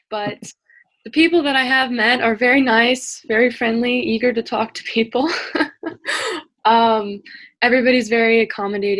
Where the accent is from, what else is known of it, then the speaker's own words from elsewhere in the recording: New York, United States; moved away as an adult; now in Armidale, Australia; I'm from the United States, New York